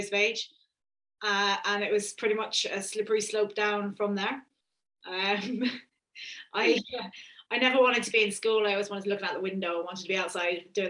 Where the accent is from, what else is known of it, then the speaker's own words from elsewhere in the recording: Isle of Man; I grew up on the Isle of Man